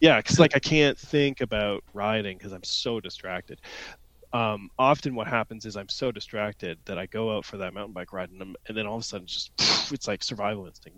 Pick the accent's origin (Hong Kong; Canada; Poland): Canada; Ontario; also born or lived in London, Ontario; I grew up in Ontario, but uh, I, was in French immersion in school